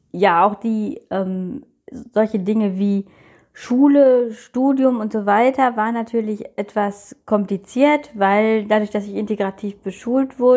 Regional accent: North Rhine-Westphalia, Germany; ähm, ich komme aus NRW, bin von Geburt an blind

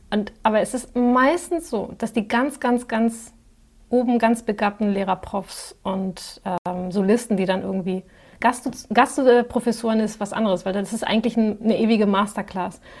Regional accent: Spain; ich sage immer, ich bin Spanierin und neige zur Übertreibung.

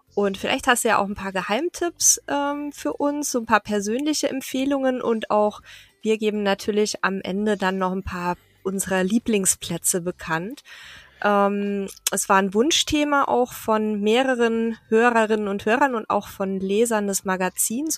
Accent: Southern Germany, Germany; moved away; da komme ich ja her, ursprünglich aus dem Süden von Deutschland.

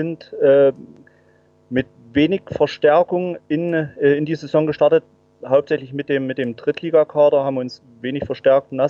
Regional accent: Saxony, Germany; bin waschechter Erzgebirgler, ähm, wohne jetzt nicht in Aue, 80 Kilometer östlich.

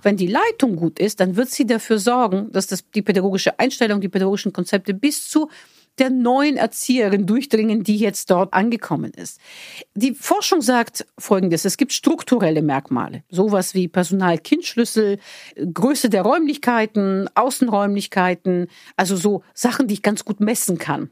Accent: Bulgaria; moved away; da, wo ich herkomme in Bulgarien

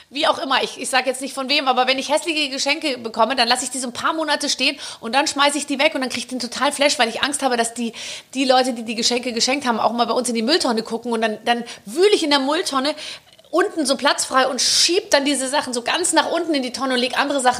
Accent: Gröbenzell, Bavaria, Germany; komme aus Gröbenzell.

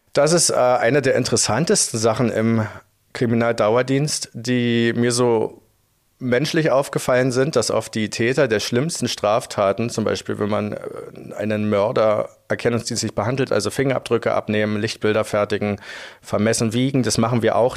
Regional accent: Frankfurt, Brandenburg, Germany; moved away as an adult; now in Dresden, Germany; Ich komme ursprünglich aus Frankfurt-Oder in Brandenburg

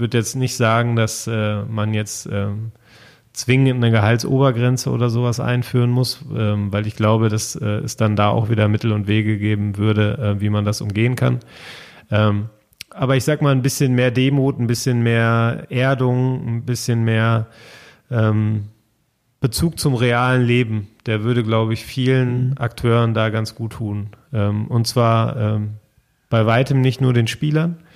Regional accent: North Rhine-Westphalia, Germany; also ich bin ja mitten im Ruhrgebiet groß geworden

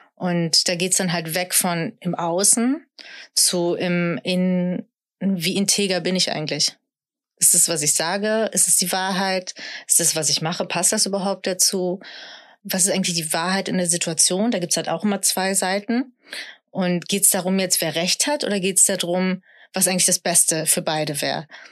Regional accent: Sauerland, North Rhine-Westphalia, Germany; ich komme aus dem Sauerland, also ich bin schon sehr deutsch, äh, katholisch sozialisiert

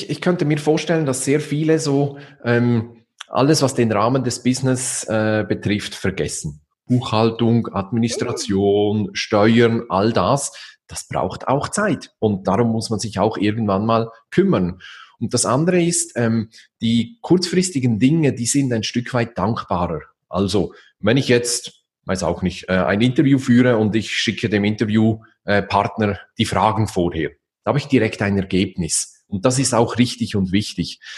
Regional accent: Switzerland; Also man braucht bei uns in der Schweiz sagt man so eine Auslegeordnung.

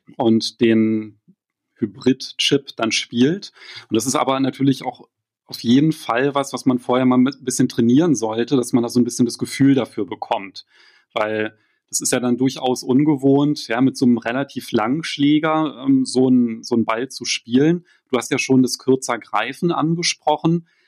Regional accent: Berlin, Germany; als Berliner

